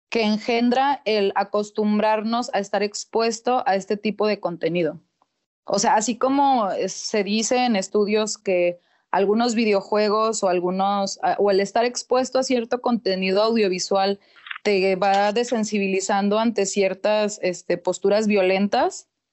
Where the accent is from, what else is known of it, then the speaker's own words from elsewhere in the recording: Torreón, Coahuila, Mexico; soy nacida aquí en Torreón, Coahuila